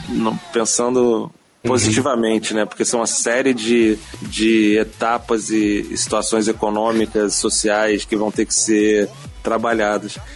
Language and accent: Portuguese; Brazil; quando eu falo que sou brasileiro